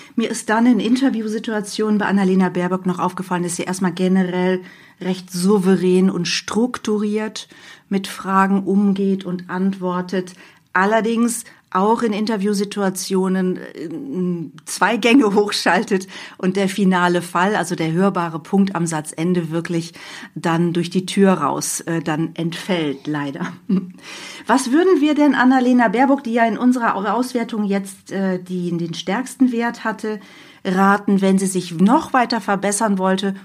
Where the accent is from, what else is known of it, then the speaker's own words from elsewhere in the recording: near Hanover, Lower Saxony, Germany; Ich komme auch aus der Nähe von Hannover